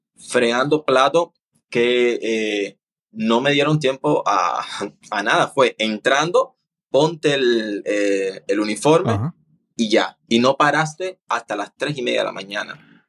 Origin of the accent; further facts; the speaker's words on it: Cuba; moved away as an adult; now in Panama; no estoy en Cuba.